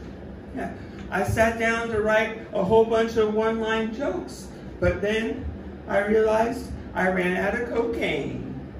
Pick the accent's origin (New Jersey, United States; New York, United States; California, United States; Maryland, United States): California, United States; San Diego; Yeah, I'm from San Diego, you know, like, as a comic, you find yourself on the road a lot.